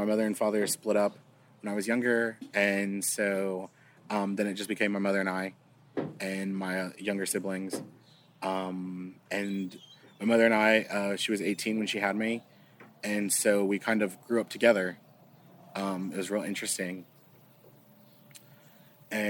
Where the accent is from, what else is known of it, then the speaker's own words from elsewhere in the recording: Wharton, Texas, United States; also born or lived in Bastrop, Texas; I grew up in a small town. It's near a small town. Population of 10,000 people. And it's called Wharton, Texas.